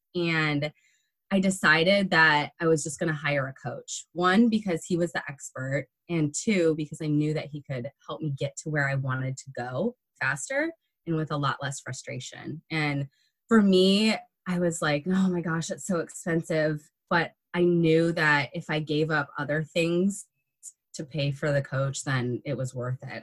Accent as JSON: {"language": "English", "region": "Michigan", "country": "United States", "moved": "yes", "said": "I'm a Midwest girl. I'm from Michigan and we love our meat and potatoes and our corn up there."}